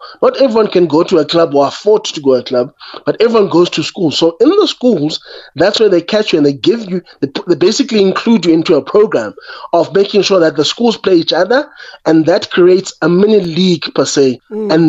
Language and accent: English; Eastern Cape, South Africa; I come from the Eastern Cape. Yeah. And I grew up in a culture whereby the schools almost forced the kids to play summer and winter sports.